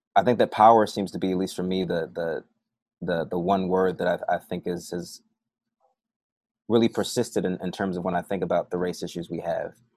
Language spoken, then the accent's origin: English; Philadelphia, Pennsylvania, United States; moved away as an adult; also born or lived in New Orleans, Louisiana / Michigan; I grew up in Philly mostly